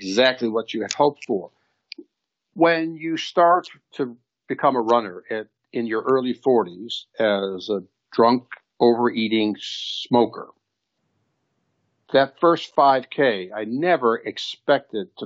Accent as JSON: {"language": "English", "town": "Chicago", "region": "Illinois", "country": "United States", "tie": "born or raised there", "said": "I grew up in Chicago"}